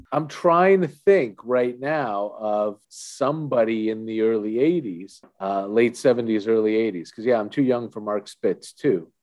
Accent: Toronto, Ontario, Canada; I'm from Toronto, born and raised.

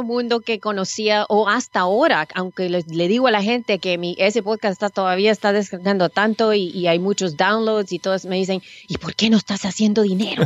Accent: San Salvador, El Salvador; now in United States; Yo nací en El Salvador, en San Salvador.

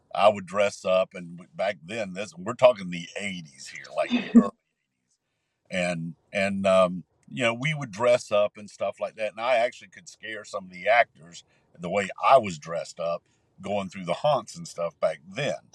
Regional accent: Columbia, South Carolina, United States; I grew up here in Columbia, and we we grew up in a neighborhood called Woodfield Park

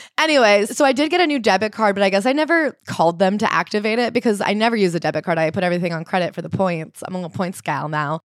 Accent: United States; as an American

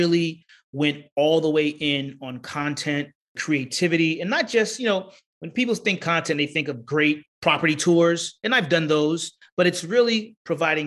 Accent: New York, United States; moved away; also born or lived in Florida; I'm from New York. Parents moved down to Florida.

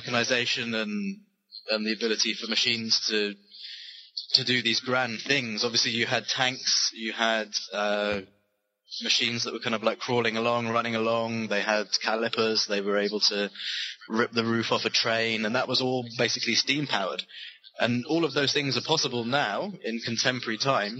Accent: United Kingdom; also born or lived in London; being British and obviously living in London

